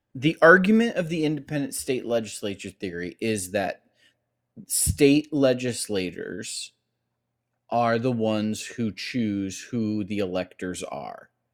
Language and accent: English; Cleveland, Ohio, United States; I grew up in Cleveland, Ohio.